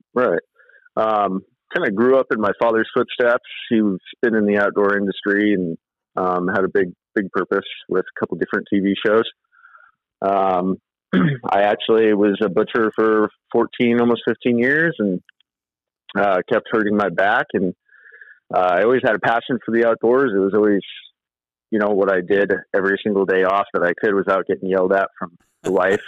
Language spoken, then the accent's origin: English; Vancouver, Washington, United States; I grew up in Vancouver on the east side of east side of Vancouver